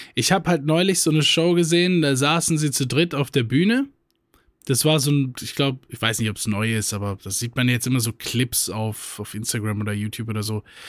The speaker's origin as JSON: {"language": "German", "country": "Germany", "said": "bei uns in Deutschland"}